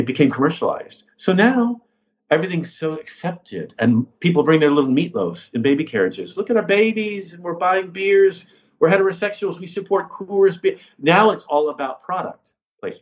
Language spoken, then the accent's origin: English; United States; now in United Kingdom; I'm American